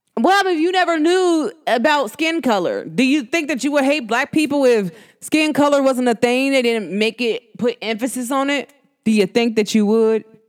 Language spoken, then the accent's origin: English; United States; accent: New York; my New York accent. Uh, New Jersey slash New York